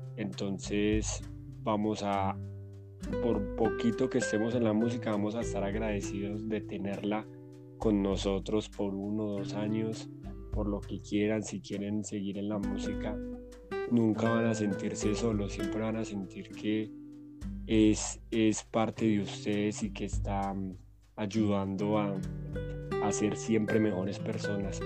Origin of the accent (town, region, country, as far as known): Colombia